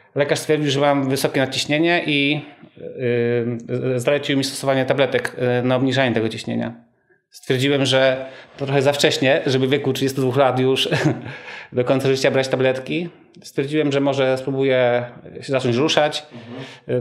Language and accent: Polish; Rzeszów, Subcarpathian Voivodeship, Poland; Jestem rodowitym y, Rzeszowianinem